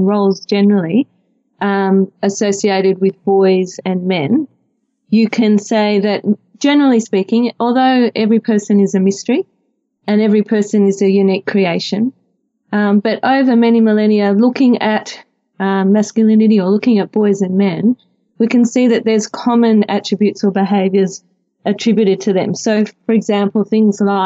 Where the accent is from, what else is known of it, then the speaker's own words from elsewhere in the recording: Melbourne, Victoria, Australia; I'm from Melbourne and I'm married with three wonderful children.